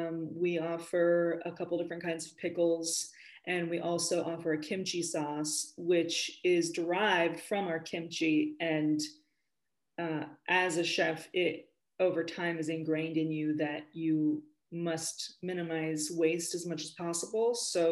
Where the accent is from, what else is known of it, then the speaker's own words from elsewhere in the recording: Spain; also born or lived in California, United States; So I grew up in Spain and in California.